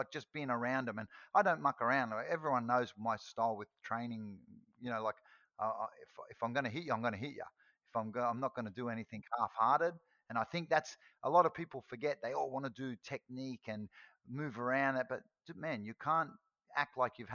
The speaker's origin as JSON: {"language": "English", "country": "Australia", "said": "I'm Aussie"}